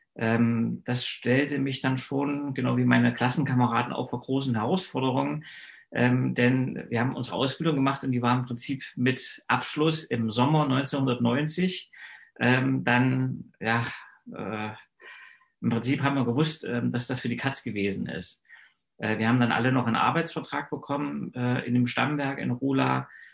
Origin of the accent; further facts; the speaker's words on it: Eisenach, Thuringia, Germany; moved away as an adult; also born or lived in Eichsfeld; ich bin 1971 in Eisenach geboren